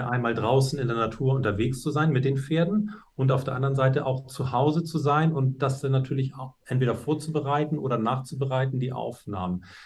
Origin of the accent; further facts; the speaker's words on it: Hamburg, Germany; bin ich in Hamburg zur Schule gegangen gegangen